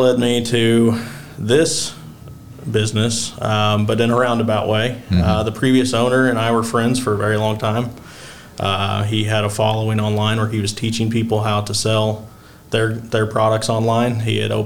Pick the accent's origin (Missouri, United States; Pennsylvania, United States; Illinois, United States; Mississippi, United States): Illinois, United States; Marion; I grew up in Marion, graduated from Marion, joined the Army not too long after graduating high school